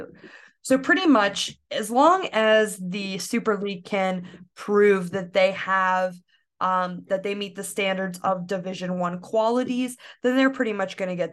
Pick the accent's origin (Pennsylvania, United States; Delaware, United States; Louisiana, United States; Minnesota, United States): Pennsylvania, United States; Pittsburgh; my hometown team, the Pittsburgh Riverhounds